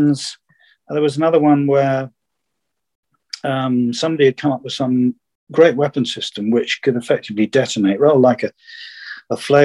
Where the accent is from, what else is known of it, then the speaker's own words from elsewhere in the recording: United Kingdom; I was the only Brit in an office